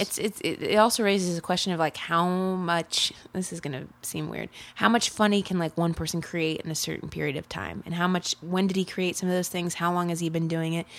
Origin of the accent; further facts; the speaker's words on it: Ohio, United States; moved away as an adult; now in Chicago, United States; I grew up in Ohio. I have lived in Chicago the past four years